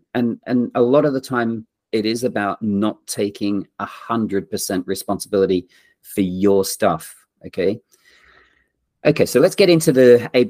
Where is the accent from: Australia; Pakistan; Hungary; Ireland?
Australia; moved away; also born or lived in England / Yorkshire / London; I'm English born and grew up in Australia